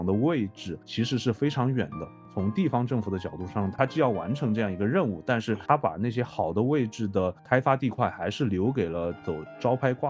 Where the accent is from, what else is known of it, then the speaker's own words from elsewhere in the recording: China; 因为我们中国人嘛，都会去讨论房子这个事情